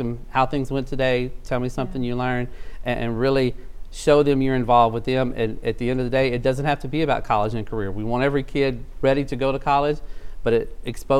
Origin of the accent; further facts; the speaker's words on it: South Louisiana, United States; moved away as an adult; also born or lived in Shreveport-Bossier, Louisiana; now in Shreveport, United States; I'm originally from South Louisiana. I moved here to go to school